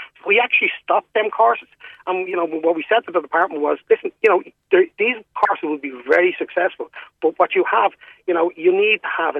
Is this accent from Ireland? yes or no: yes; Munster, Ireland; But I'm from Kerry.